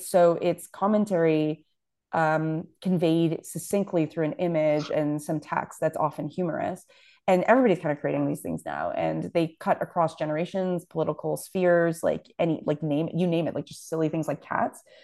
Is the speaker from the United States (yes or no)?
no; Toronto, Ontario, Canada; I grew up in Scarborough